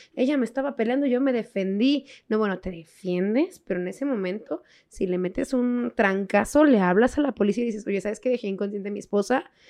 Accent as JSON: {"language": "Spanish", "country": "Mexico", "said": "nosotros mexicanos"}